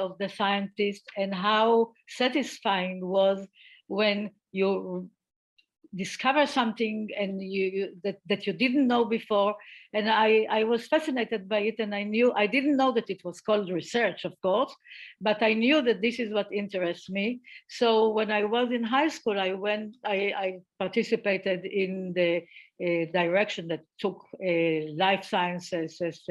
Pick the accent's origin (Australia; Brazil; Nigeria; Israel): Israel; I grew up in Israel and the atmosphere here was quite good towards women.